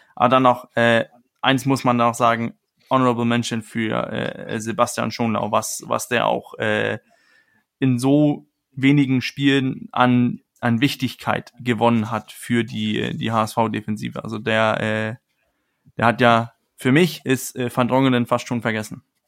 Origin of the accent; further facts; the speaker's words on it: Denmark; als Däne